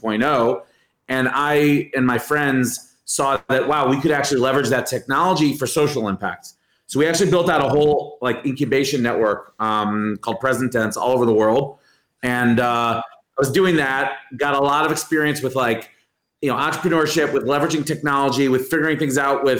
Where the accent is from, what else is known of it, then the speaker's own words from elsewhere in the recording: Cleveland, Ohio, United States; moved away; I grew up in the U.S. I grew up in Cleveland, Ohio